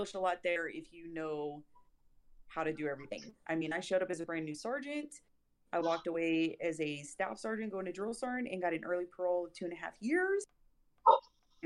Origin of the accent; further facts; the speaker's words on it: Clovis, New Mexico, United States; So Clovis, New Mexico, born and raised